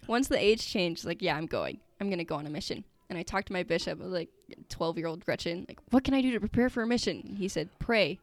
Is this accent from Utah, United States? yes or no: yes; Sandy, Utah, United States; also born or lived in St. George, Utah; I'm from Sandy, Utah